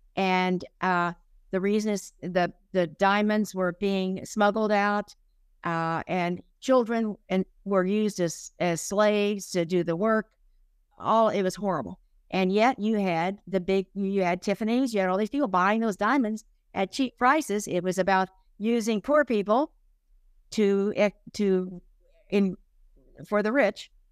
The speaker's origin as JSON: {"language": "English", "region": "Oklahoma", "country": "United States", "tie": "born or raised there", "said": "I grew up in Oklahoma."}